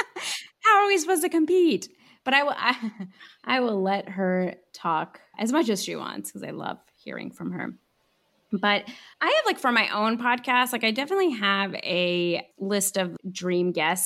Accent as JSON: {"language": "English", "region": "Southern California", "country": "United States", "tie": "born or raised there", "also_born_or_lived": "Iran", "said": "I grew up in Southern California, which has a very, was one of the largest Iranian diasporas in America."}